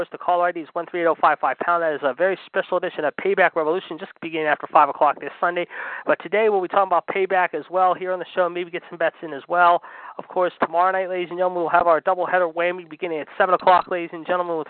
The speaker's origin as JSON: {"language": "English", "town": "Pittsburgh", "region": "Pennsylvania", "country": "United States", "tie": "born or raised there", "said": "my hometown team of Pittsburgh"}